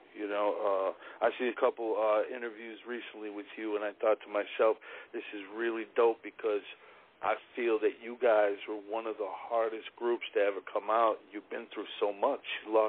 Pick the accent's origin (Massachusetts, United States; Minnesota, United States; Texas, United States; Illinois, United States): Illinois, United States; outside of Chicago; I grew up right outside of Chicago